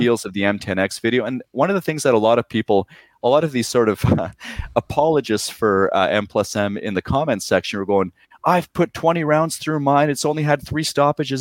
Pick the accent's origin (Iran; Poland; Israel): Poland; now in Surrey, Canada; I was born in Poland